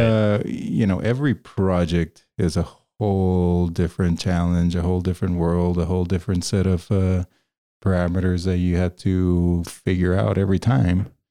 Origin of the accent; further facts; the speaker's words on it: Caracas, Capital District, Venezuela; moved away as an adult; also born or lived in Ames, Iowa; now in Denver, United States; I grew up in Caracas and, um, you know, if we go, if we go back further, I was born in Ames, Iowa